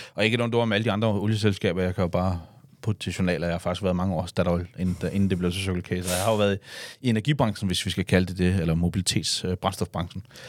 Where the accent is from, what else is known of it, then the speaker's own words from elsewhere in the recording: Denmark; vi danskere